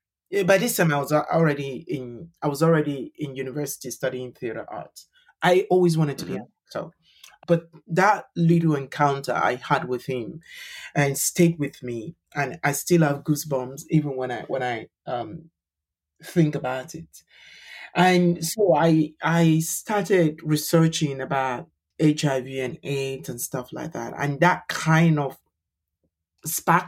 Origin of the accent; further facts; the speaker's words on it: Nigeria; moved away as an adult; now in London, United Kingdom; I'm a Nigerian LGBT human rights activist. I live in London with my husband